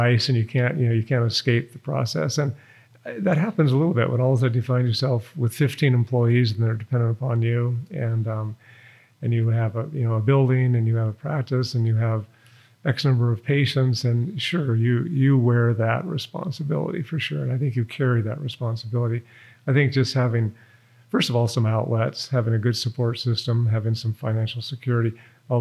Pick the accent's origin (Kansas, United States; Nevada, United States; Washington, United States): Nevada, United States; Reno; also born or lived in Boston / Cincinnati / Switzerland; I was born and raised in Reno, Nevada